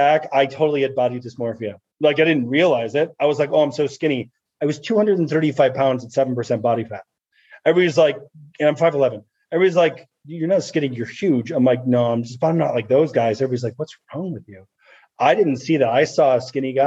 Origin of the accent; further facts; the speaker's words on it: Chicago, Illinois, United States; moved away; I come from Chicago and not in probably a tougher part of Chicago